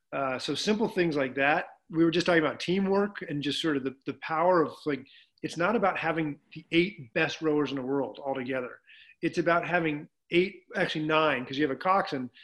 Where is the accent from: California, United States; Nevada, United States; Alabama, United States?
Nevada, United States; Reno; I grew up in Reno, Nevada.